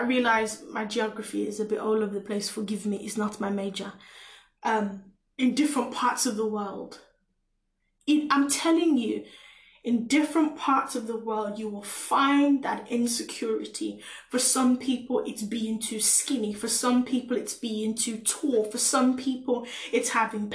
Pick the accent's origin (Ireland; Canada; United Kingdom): United Kingdom; England; I came to England at 6 years old